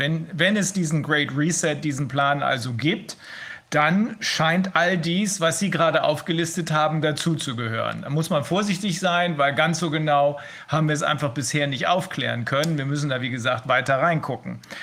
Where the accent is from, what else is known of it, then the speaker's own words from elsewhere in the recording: Germany; bei uns in Deutschland